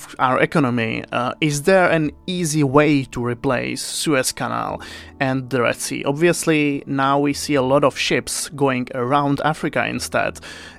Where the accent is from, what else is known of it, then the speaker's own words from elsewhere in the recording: Czechia; I'm from the Czech Republic.